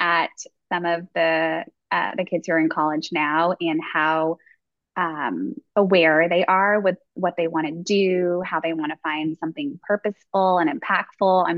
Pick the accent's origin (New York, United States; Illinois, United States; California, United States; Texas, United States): New York, United States; moved away as an adult; now in Atlanta, United States; I'm a born and raised New Yorker.